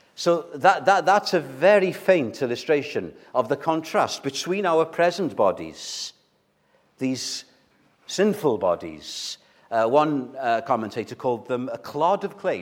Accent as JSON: {"language": "English", "region": "Wales", "country": "United Kingdom", "said": "those of us who are Welsh"}